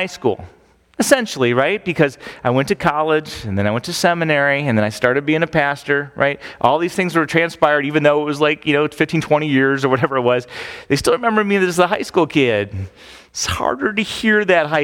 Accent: Phoenix, Arizona, United States; moved away; I grew up in Phoenix

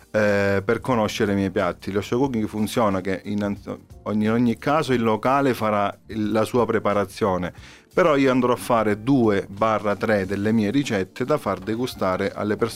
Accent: Calabria, Italy; siamo calabresi.

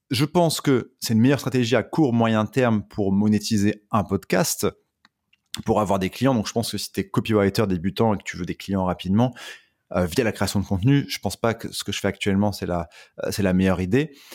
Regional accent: Dunkirk, Hauts-de-France, France; je viens de Dunkerque

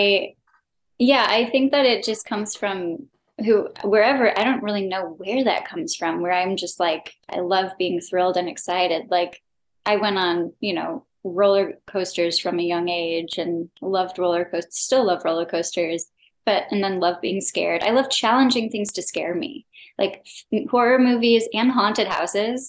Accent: Chicago, Illinois, United States; also born or lived in New York; I'm also from Chicago

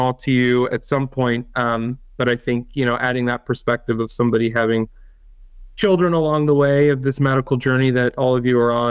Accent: north of Salt Lake City, Utah, United States; moved away as an adult; now in Michigan, United States; I am originally from Utah, just north of Salt Lake City. I grew up there.

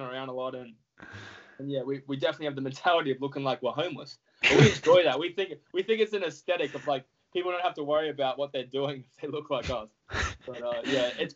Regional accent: Australia; as an Australian

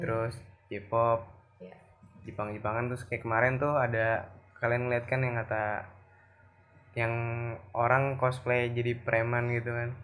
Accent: Indonesia; gue sendiri juga dari Indonesia

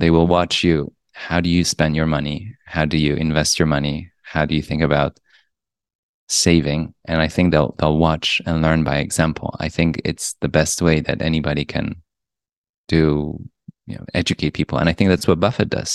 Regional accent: Poland; also born or lived in Europe; now in New York, United States; I grew up in Poland. And then I went to schools around Europe, and then I came to New York, and I spent most

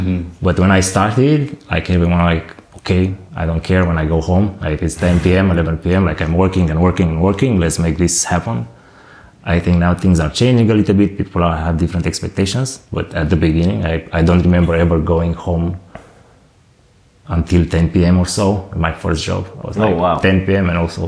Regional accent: Romania; moved away as an adult; also born or lived in Bucharest, Romania; now in Berlin, Germany; I just moved to the capital. I'm from Bucharest, from Romania.

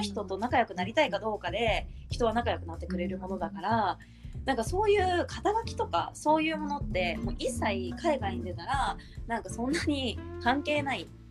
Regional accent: Nagano, Japan; もともと私、まあ、長野県出身で

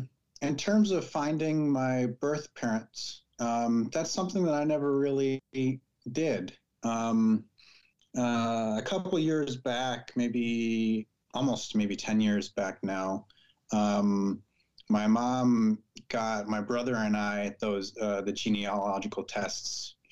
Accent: Missouri, United States; also born or lived in Michigan; now in California, United States; Living in California, Spanish is a more common language in some parts than where I grew up in Missouri or in some parts of Michigan.

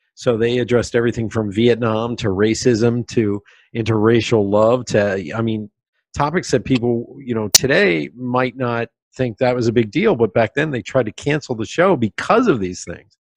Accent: Pennsylvania, United States; moved away; also born or lived in New York City; I was growing up in Pennsylvania

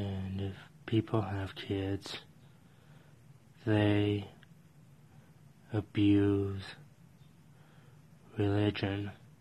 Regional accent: Colorado, United States; from Colorado

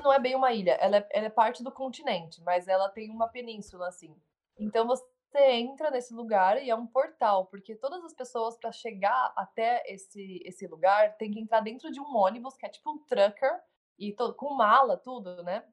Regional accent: Brazil; moved away as an adult; also born or lived in São Paulo; now in Uruguay; sou brasileira, eu amo meu país

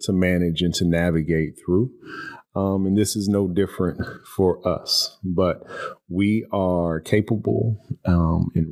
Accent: Houston, Texas, United States; moved away as an adult; also born or lived in College Station, Texas; now in Louisville, United States; I am a transplant to Louisville. I was born and raised in Houston, Texas.

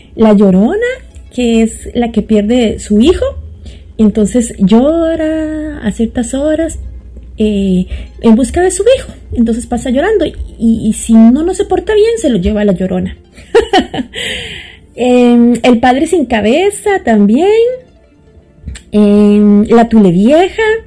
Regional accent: San José, Costa Rica; also born or lived in Toronto, Canada; now in Montreal, Canada; soy de la capital de Costa Rica, San José

